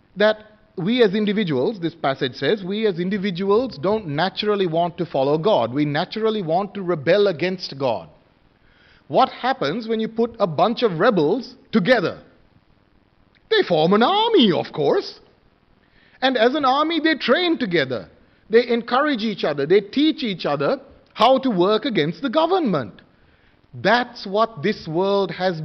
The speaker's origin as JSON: {"language": "English", "country": "Sri Lanka", "tie": "born or raised there", "moved": "yes", "said": "where I come from, I was born in Sri Lanka, many of us, okay, born overseas, traditional"}